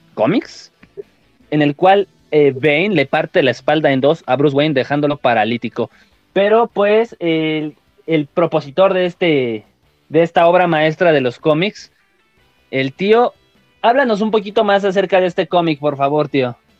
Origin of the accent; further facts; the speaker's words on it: Mexico; somos mexicanos, somos acá